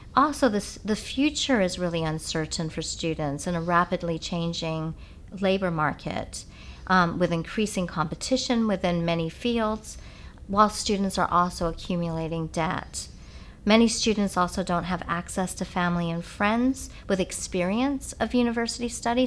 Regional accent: California, United States; moved away as an adult; also born or lived in England; I grew up in California, but at this time I was in England.

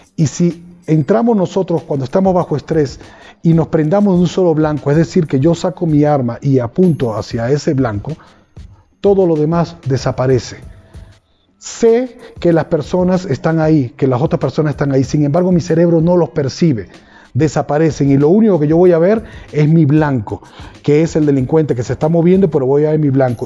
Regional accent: Venezuela; En mi país, en Venezuela

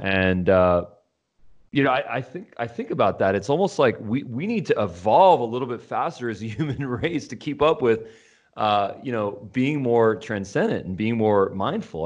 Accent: Los Angeles, California, United States; I'm from Los Angeles

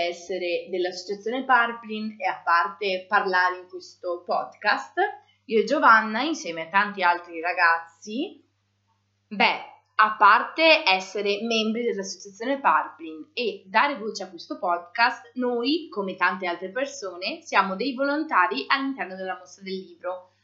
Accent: Borgoricco, Veneto, Italy; vengo da San Michele delle Badesse, che è una sua frazione.

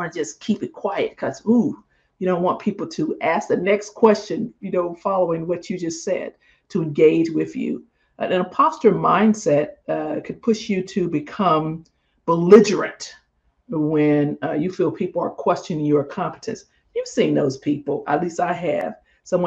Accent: Mississippi, United States; I'm from Mississippi.

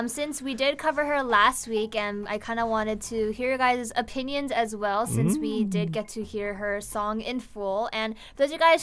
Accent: United States; now in South Korea; I was born in America

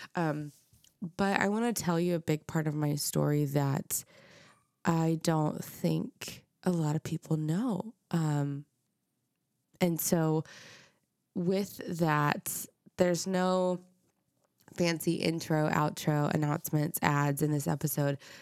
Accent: Dallas, Texas, United States; I grew up in Dallas. I grew up in North Dallas in McKinney in the suburbs

